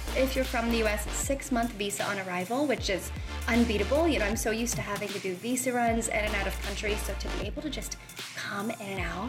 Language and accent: English; Columbus, Ohio, United States; moved away as an adult; also born or lived in Philadelphia area / New York City; so I come from Columbus, Ohio. That's where I grew up.